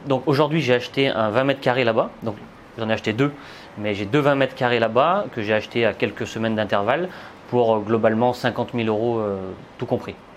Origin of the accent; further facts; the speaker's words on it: Saint-Étienne, Auvergne-Rhône-Alpes, France; je viens de Saint-Étienne. J'ai investi tout simplement dans ma ville au départ.